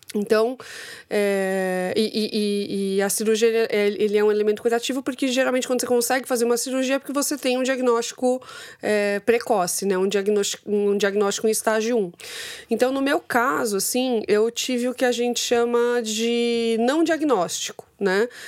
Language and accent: Portuguese; Santos, São Paulo, Brazil; eu nasci em Santos